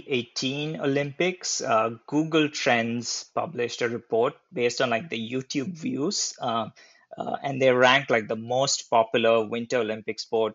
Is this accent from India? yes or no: yes; eastern India, India; moved away; also born or lived in Hyderabad, India / Bay Area, United States; I'm originally from Hyderabad, India, but I grew up in a very small town in the eastern part of India.